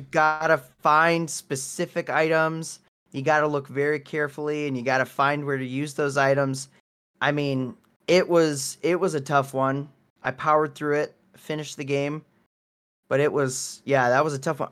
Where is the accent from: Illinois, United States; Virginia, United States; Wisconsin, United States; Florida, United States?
Wisconsin, United States; moved away; I am from Wisconsin